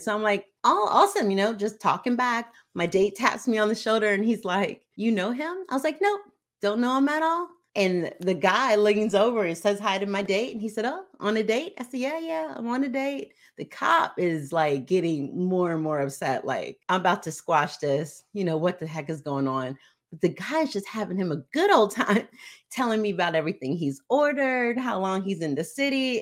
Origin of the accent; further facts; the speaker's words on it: Hawaii, United States; I am from Hawaii